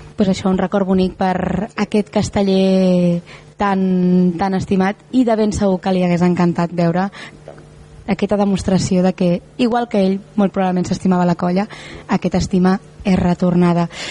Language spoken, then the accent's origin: Catalan; Tarragona, Catalonia, Spain; els que som de Tarragona